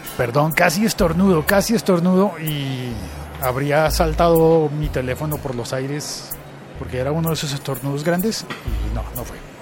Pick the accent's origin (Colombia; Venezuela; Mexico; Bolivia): Colombia